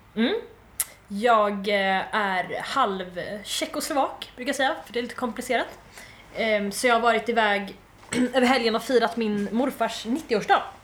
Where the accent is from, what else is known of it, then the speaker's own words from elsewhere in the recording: Malmö, Skåne, Sweden; jag är från Malmö